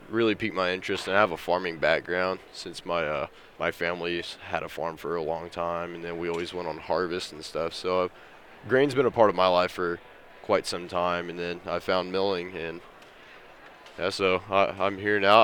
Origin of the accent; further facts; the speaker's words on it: Salina, Kansas, United States; I'm from Salina, Kansas